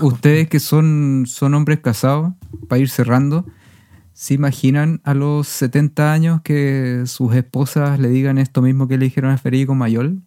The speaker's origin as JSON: {"language": "Spanish", "country": "Chile", "said": "Somos artistas chilenos"}